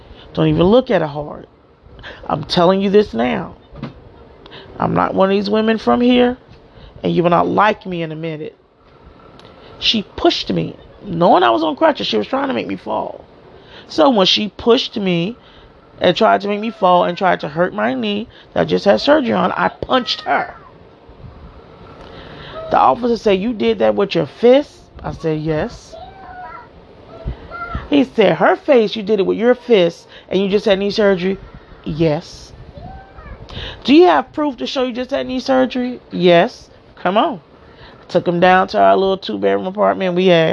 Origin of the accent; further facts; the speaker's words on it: Miami, Florida, United States; moved away as an adult; also born or lived in New Jersey; I was born and raised in Miami, Florida, in Liberty City